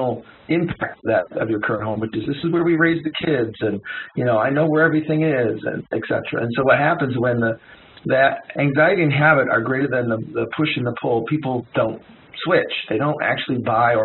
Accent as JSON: {"language": "English", "town": "Detroit", "region": "Michigan", "country": "United States", "said": "I'm from Detroit"}